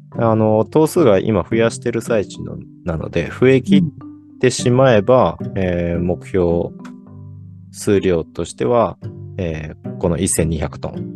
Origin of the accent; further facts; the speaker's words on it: Hiroshima, Japan; moved away as an adult; also born or lived in Niigata / Nagano Prefecture; now in Toyama, Japan; 私自身は広島県出身